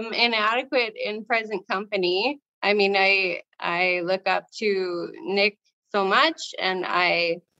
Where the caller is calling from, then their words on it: Saskatchewan, Canada; I live in Saskatchewan, Canada.